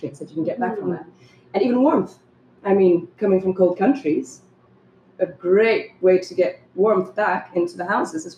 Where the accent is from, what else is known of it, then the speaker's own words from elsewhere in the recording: South Africa; moved away as an adult; also born or lived in Netherlands; I was born and raised in South Africa